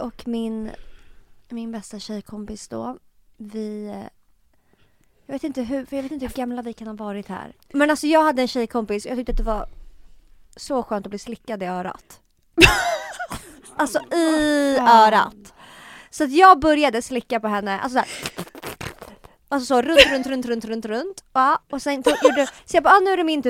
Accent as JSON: {"language": "Swedish", "town": "Stockholm", "region": "Stockholm County", "country": "Sweden", "tie": "born or raised there", "also_born_or_lived": "Tumba", "said": "jag är uppväxt på Söder"}